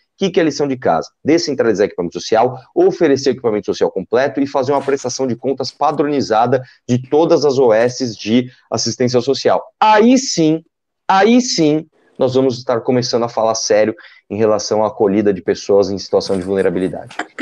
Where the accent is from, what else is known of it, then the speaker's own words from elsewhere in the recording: São Paulo, Brazil; nasci em São Paulo, eu cresci aqui, eu trabalhei aqui